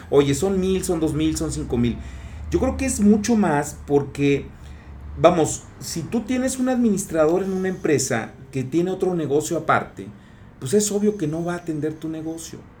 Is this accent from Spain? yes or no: no; Mexico; como somos mexicanos